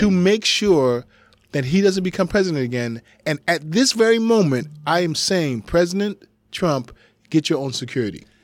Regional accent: United States; I am coming to you as an American.

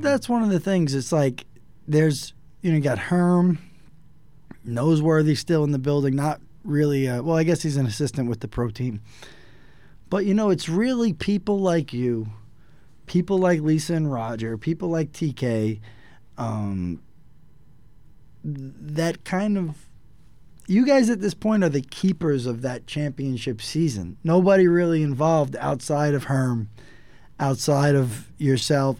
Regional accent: New York City, New York, United States; me kind of growing up in New York City

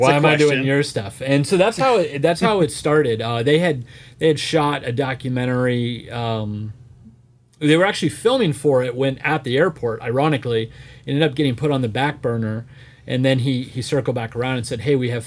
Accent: Florida, United States; I grew up in Florida, so we were always at Disney.

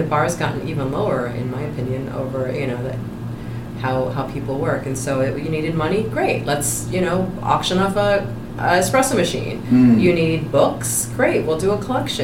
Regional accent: Michigan, United States; moved away as an adult; now in Boston, United States; I'm from Michigan.

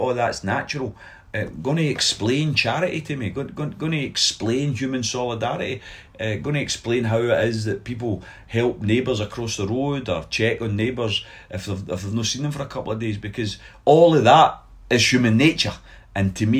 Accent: Glasgow, Scotland, United Kingdom; also born or lived in Govan, Glasgow; I moved to Pollock when I was 2 years of age. So I was born in Govan.

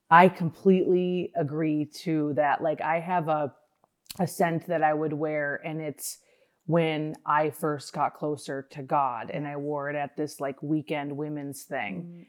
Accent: Minnesota, United States; I grew up in Minnesota.

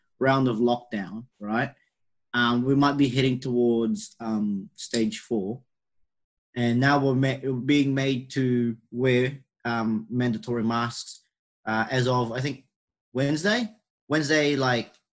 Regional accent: New Zealand; accent: Kiwi; I sound like a Kiwi because I've got an accent

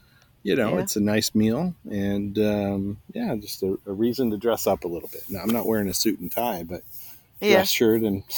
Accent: Pacific Northwest, United States; now in Bay Area, United States; growing up in the Pacific Northwest and being in the Bay Area now

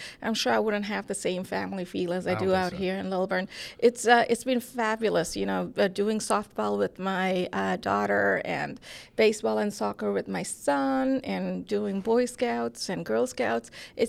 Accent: Toronto, Ontario, Canada; now in Atlanta, United States; And which is a reason when you, in contrast to growing up in Toronto, I like this a lot better.

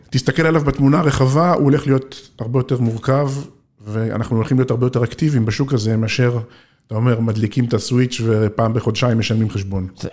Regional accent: Israel; אני קיבוצניק במקור

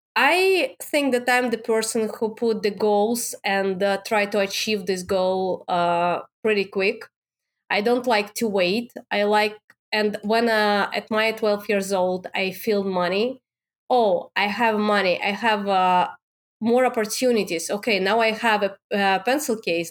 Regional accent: Moscow, Russia; English is a second language; moved away; I born and raised in Russia. I born in Moscow in the capital.

